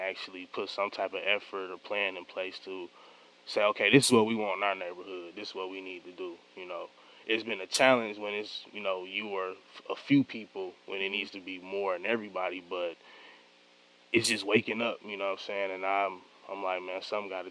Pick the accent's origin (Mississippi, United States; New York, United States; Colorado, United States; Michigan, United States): Michigan, United States; Detroit; I grew up on East Warren